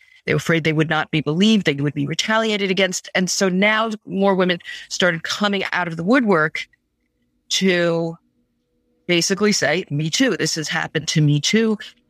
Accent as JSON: {"language": "English", "country": "United States", "said": "I'm speaking as an American attorney."}